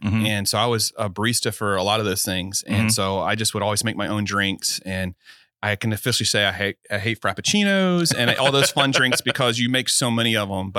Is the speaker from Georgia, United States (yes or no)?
yes; Georgia, United States; now in Florida, United States; And I'm not originally from Florida. I'm from like Savannah, Decatur, kind of where I was born. Okay. Lived all over Georgia and most of the East Coast.